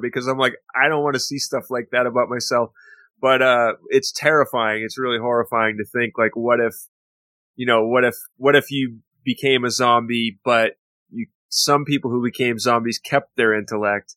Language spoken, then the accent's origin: English; Waterville, Maine, United States; that's my hometown